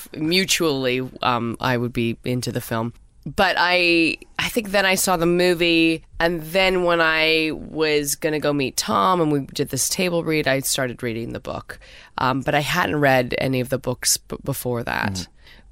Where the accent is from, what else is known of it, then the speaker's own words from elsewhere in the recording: Canada; I'm Canadian